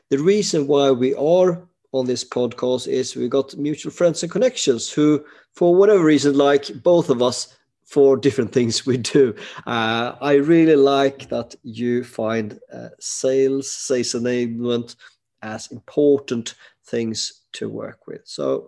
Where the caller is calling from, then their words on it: Sweden; I am alone and I'm dialing from Sweden.